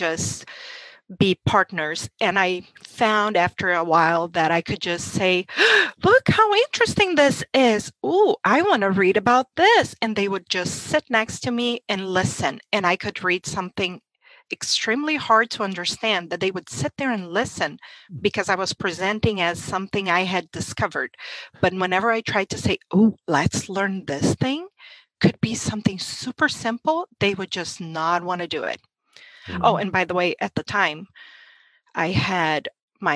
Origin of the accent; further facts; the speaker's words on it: Brazil; English is a second language; moved away as an adult; now in United States; I'm from Brazil and homeschooling was illegal my whole life there